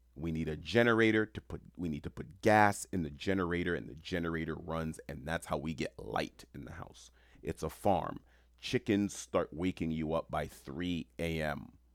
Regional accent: New York City, New York, United States; moved away; also born or lived in Rome / Hawaii / Florida; I'm born and raised in New York City

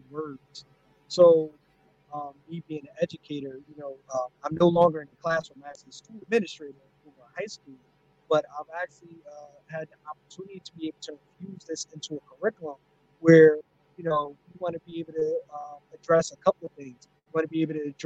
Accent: North New Jersey, United States; my hometown of North New Jersey

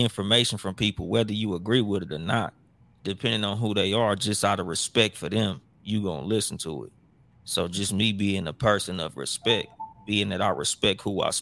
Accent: Compton, California, United States; growing up in Compton

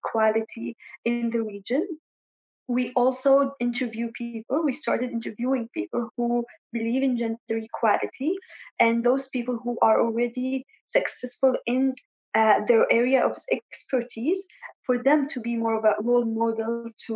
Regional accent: Sanaa, Amanat Al Asimah, Yemen; moved away as an adult; also born or lived in Ibb, Yemen / Jordan / Lebanon / United Kingdom; now in United States; I am originally from Ib in Yemen, but I was born and raised in Sana'a

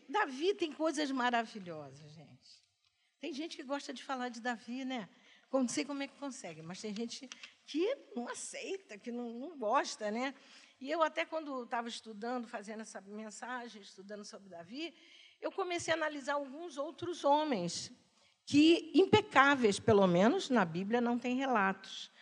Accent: Duque de Caxias, Rio de Janeiro, Brazil; eu morava em Caxias. Nasci lá

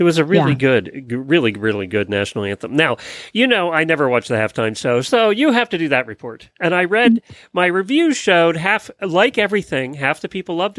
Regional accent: near Philadelphia, Pennsylvania, United States; now in Ocala, United States; but I grew up near Philadelphia. We were not too far from Philadelphia

